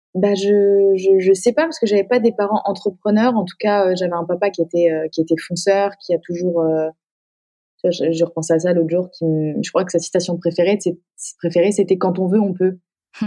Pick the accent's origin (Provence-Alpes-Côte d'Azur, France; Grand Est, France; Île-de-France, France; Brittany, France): Grand Est, France; Épinal; moved away as an adult; also born or lived in Paris / Metz; Je viens d'Épinal